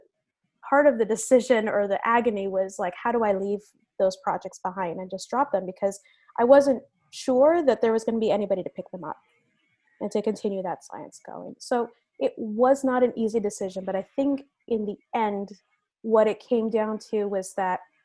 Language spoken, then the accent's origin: English; Venezuela; also born or lived in United States; now in San Francisco, United States; I told you guys that I immigrated to the United States from Venezuela. I have moved around the United States a number of times.